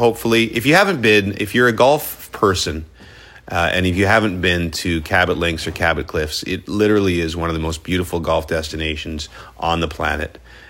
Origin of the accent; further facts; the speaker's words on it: Gloucester, Ontario, Canada; I grew up on Pineview Municipal in Gloucester